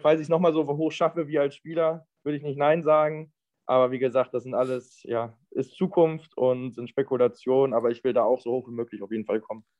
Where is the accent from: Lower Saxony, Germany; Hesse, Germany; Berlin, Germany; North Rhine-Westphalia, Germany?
North Rhine-Westphalia, Germany; Mettmann; moved away as an adult; also born or lived in Düsseldorf / Aachen / Karlsruhe / Rostock; ich komme ursprünglich aus Mettmann und wohne jetzt wieder in Mettmann